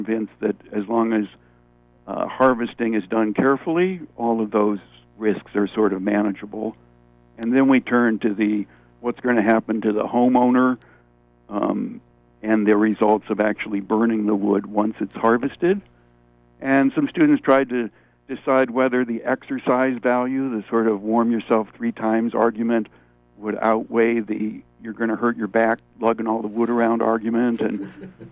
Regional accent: Niagara Falls, New York, United States; moved away; I grew up in Niagara Falls

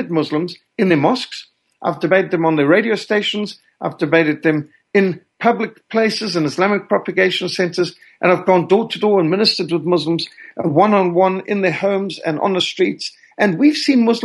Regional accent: Zimbabwe; accent: Rhodesian; also born or lived in Cape Town, South Africa; I was born in Cape Town, South Africa in 1960, and I was raised in Rhodesia. And some who've come from those areas would recognize that my accent is actually more Rhodesian than South African

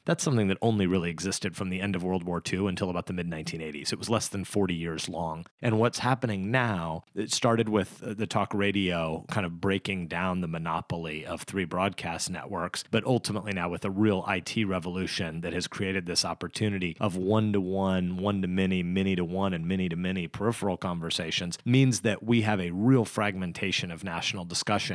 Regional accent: Nebraska, United States; I'm an American and I'm a Nebraskan.

